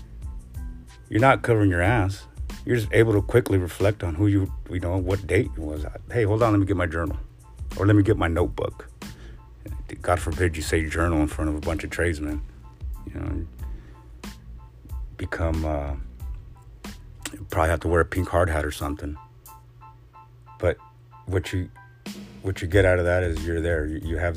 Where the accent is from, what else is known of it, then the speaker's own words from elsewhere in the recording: West Coast, United States; I'm from the West Coast